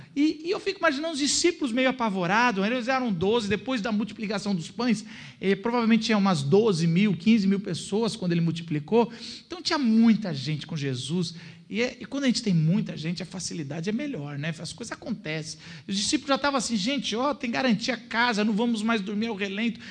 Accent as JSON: {"language": "Portuguese", "town": "São Bernardo do Campo", "region": "São Paulo", "country": "Brazil", "tie": "born or raised there", "said": "eu nasci em São Bernardo do Campo"}